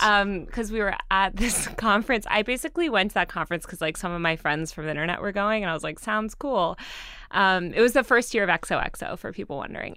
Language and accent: English; Greenwich, Connecticut, United States; also born or lived in Colorado; I grew up in Connecticut, in Greenwich, Connecticut